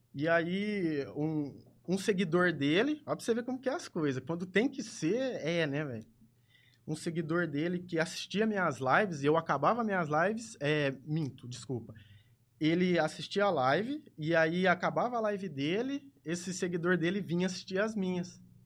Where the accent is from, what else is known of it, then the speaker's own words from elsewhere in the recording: Ribeirão Preto, São Paulo, Brazil; Nascido e criado em Ribeirão